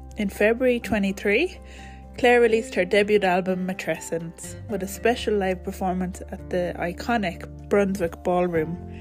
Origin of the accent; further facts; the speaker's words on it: Ireland; I'm a postpartum doula, a mother, and I'm Irish.